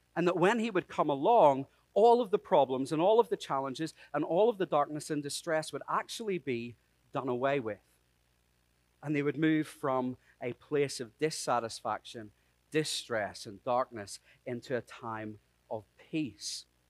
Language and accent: English; Ireland; I'm Irish.